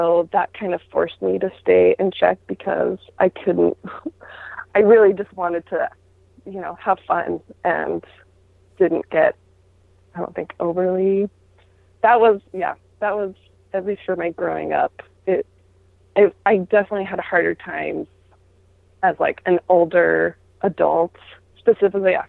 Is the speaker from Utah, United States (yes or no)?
yes; Utah, United States; I grew up in Utah, where that was the norm